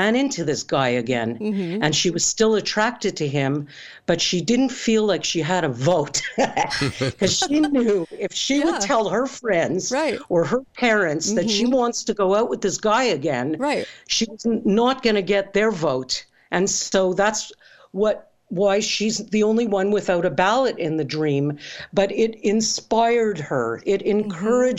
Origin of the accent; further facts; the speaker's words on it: Canada; I'm Canadian